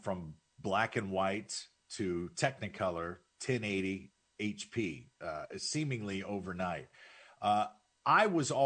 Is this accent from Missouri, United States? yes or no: yes; St. Louis, Missouri, United States; moved away; I grew up in St. Louis